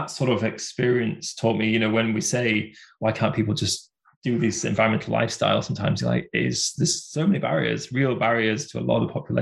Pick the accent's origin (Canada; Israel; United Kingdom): United Kingdom; Bradford, Yorkshire and the Humber; it was in my home city. So I come from Bradford